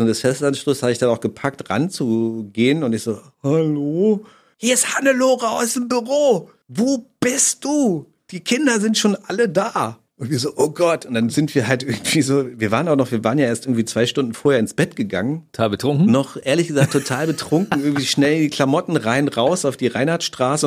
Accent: Germany

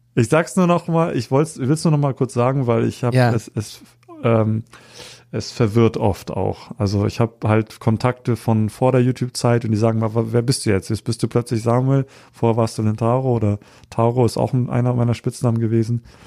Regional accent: Hamburg, Germany; ich bin hier in Hamburg äh, aufgewachsen, ähm, bin hier ähm, zu Hause, äh, komme aber ursprünglich auch aus Japan.

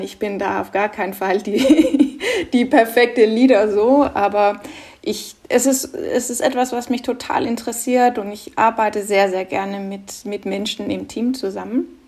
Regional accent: Norway; German is a second language; moved away; also born or lived in Denmark; Ich bin ja ursprünglich Dänin, aber in Norwegen groß geworden

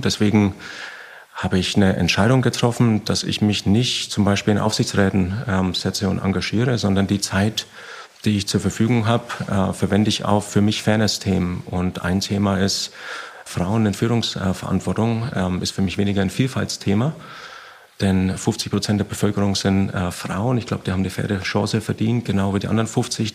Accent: Bavaria, Germany; komme aus dem Süden, bin aus Bayern.

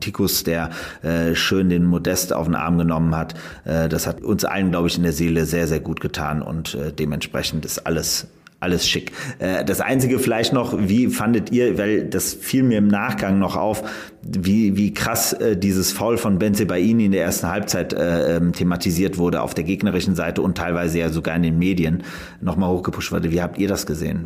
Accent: Aachen, North Rhine-Westphalia, Germany; ich komme ja aus Aachen

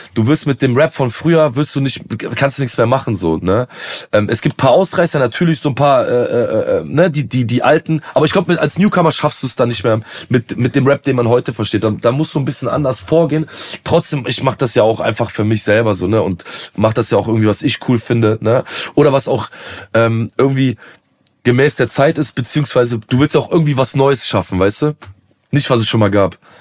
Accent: Aachen, North Rhine-Westphalia, Germany; ich komme jetzt aus so aus Aachen

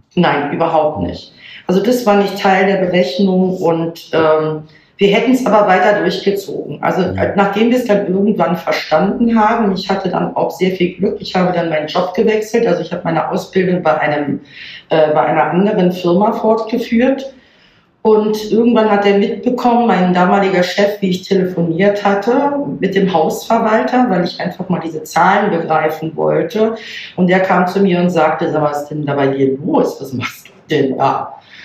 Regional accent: Germany; moved away as an adult; now in Berlin, Germany; Ich selber komme, mhm. oh, mein Mann auch, gebürtig aus Hamburg bzw. Niedersachsen, oben von der Küste.

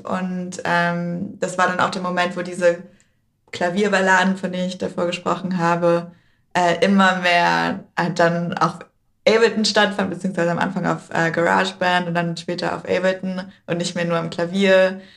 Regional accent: Berlin, Germany; Ich bin ja in Prenzlberg aufgewachsen

